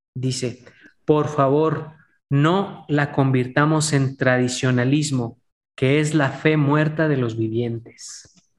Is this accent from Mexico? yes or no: yes; Mexico; especialmente como mexicanos